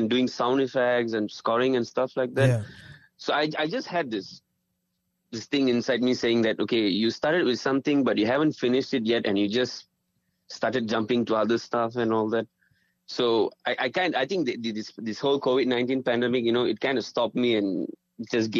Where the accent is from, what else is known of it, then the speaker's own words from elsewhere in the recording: Malaysia; also born or lived in Chennai; I was born in Malaysia.